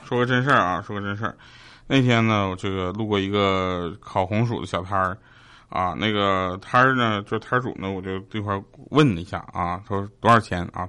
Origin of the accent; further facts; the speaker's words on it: Northeast China, China; accent: Northeastern (Dongbei); 我跟佳琪，我们两个的东北口音其实就不太一样